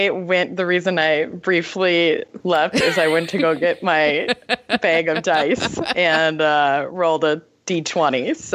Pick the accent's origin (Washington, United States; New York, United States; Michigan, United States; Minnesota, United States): Minnesota, United States; I'm from Minnesota, and there's a lot of Swedes